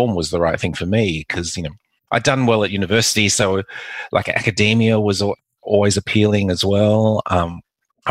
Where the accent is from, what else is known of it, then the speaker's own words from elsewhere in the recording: Perth, Western Australia, Australia; also born or lived in Macau / Melbourne; I came to Australia when I was 3 and my mother never encouraged us to speak Mandarin or Cantonese